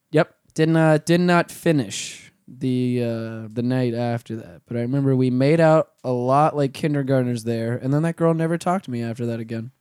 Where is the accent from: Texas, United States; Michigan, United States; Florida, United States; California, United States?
Florida, United States; Orlando; we're from, we're from Orlando